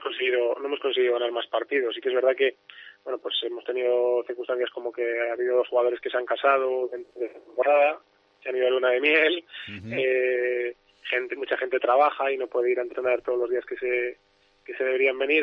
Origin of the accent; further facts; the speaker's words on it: Valladolid, Castile and León, Spain; somos de Valladolid, pues la mayoría pues vivimos aquí